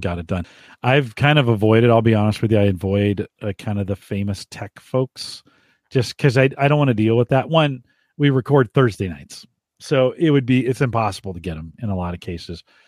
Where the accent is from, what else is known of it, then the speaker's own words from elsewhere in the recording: Silicon Valley, California, United States; also born or lived in France; I grew up in the Silicon Valley when this was happening. I lived in the valley